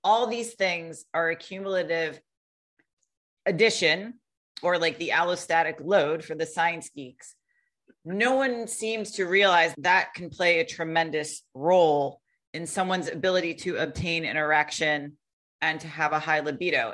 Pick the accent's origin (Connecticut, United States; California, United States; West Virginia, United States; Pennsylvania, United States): Connecticut, United States; the place I grew up in the United States in Connecticut, we had nine golf clubs in my town